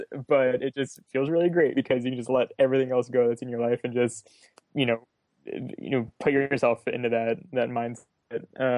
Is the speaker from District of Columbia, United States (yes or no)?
no; South Florida, United States; I grew up in South Florida